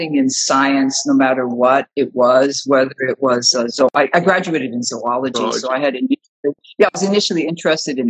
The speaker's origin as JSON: {"language": "English", "town": "Honolulu", "region": "Hawaii", "country": "United States", "also_born_or_lived": "Brooklyn, New York / Seattle, Washington", "moved": "as an adult", "said": "I'm originally from Honolulu. I went to the medical school in the University of Hawaii"}